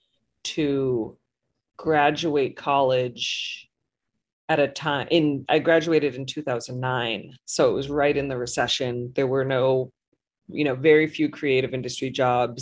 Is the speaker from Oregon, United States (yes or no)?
no; Boston, Massachusetts, United States; moved away as an adult; now in New Orleans, United States; I grew up in the Boston area. So I've been in New Orleans for a little over 10 years now